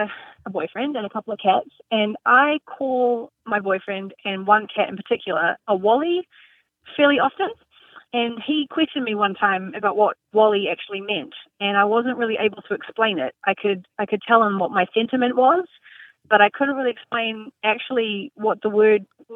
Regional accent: New Zealand; now in United States; I'm a Kiwi from New Zealand, and I split my time between Nashville, Tennessee, and Door County, Wisconsin.

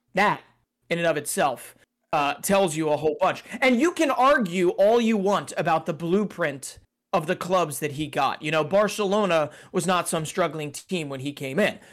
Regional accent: United States; as an American

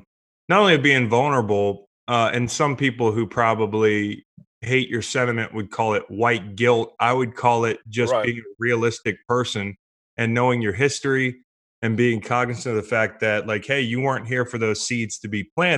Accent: Virginia, United States; growing up in Virginia

